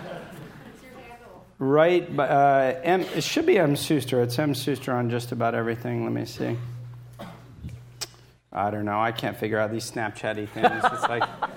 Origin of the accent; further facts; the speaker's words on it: Philadelphia, Pennsylvania, United States; I was born in Philadelphia